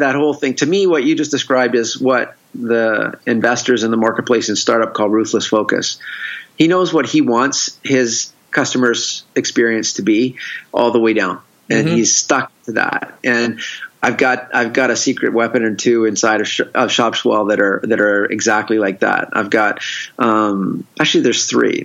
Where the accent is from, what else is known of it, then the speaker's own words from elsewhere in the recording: Victoria, British Columbia, Canada; now in San Diego, United States; I'm originally I'm originally from Victoria, from Canada